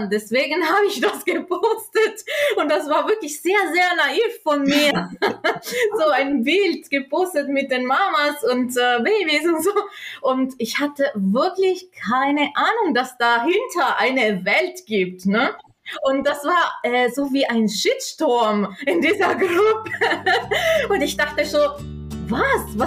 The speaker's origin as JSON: {"language": "German", "area": "South Tyrol", "region": "Trentino-Alto Adige", "country": "Italy", "tie": "born or raised there", "moved": "as an adult", "lives_now": "Germany", "said": "Ich bin gebürtige Italienerin aus Südtirol ähm, wohne in Deutschland seit ungefähr zehn Jahren"}